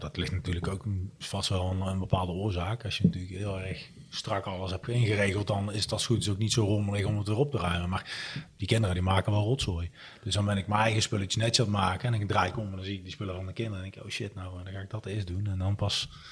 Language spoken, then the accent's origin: Dutch; Breda, North Brabant, Netherlands; Ik kom uit Breda